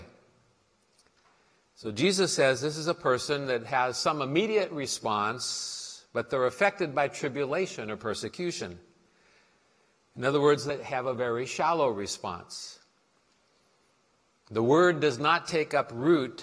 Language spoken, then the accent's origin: English; Portland, United States; when I was growing up in Portland